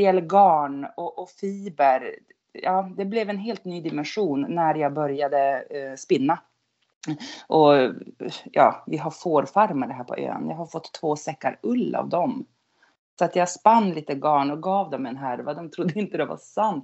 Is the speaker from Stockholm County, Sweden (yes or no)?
no; outside Skellefteå, Norrland, Västerbotten County, Sweden; accent: Norrland dialect; also born or lived in Gothenburg archipelago; now in Gothenburg, Sweden; jag kommer från Norrland. Jag är uppvuxen wow. utanför Skellefteå